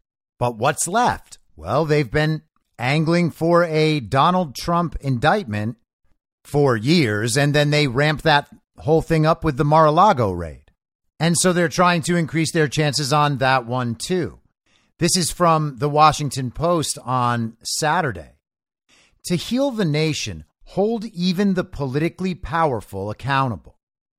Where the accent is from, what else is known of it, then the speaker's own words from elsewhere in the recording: Israel; Growing up in Israel, in the shadow of the world's longest running conflict, I often considered whether it is better to forgo prosecution in favor of other forms of accountability and healing.